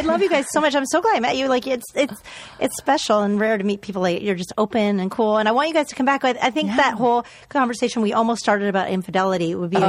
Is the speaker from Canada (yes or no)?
yes; Canada; I'm Canadian.